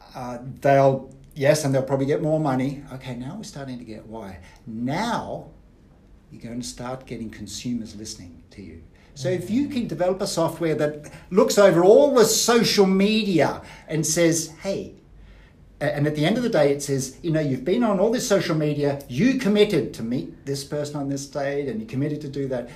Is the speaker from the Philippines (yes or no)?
no; Australia; moved away; I grew up in Australia. My parents are Austrian.